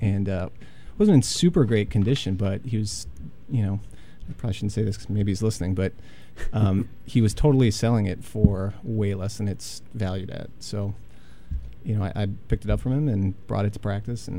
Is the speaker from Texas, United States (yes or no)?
no; Union Grove, Wisconsin, United States; now in Madison, United States; I'm from a town called Union Grove, which is in Racine County, about 10 miles west of Racine.